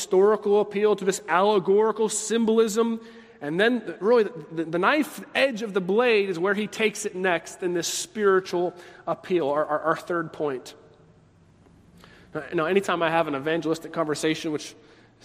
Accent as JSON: {"language": "English", "country": "United States", "said": "as an American"}